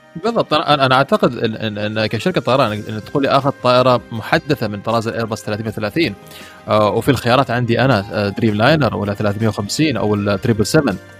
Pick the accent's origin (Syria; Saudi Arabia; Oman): Oman; استضفناها نحن في السلطنه